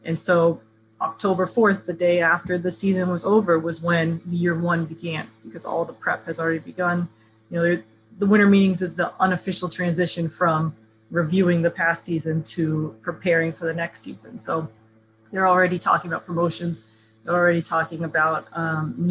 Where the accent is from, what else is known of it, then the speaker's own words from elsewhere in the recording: Melbourne, Florida, United States; also born or lived in Southern California; now in New York, United States; I grew up in Central Florida, just an hour south in Melbourne.